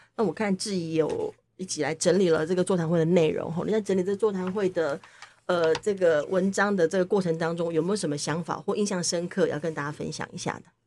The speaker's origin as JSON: {"language": "Chinese", "country": "Taiwan", "said": "我们是台湾人"}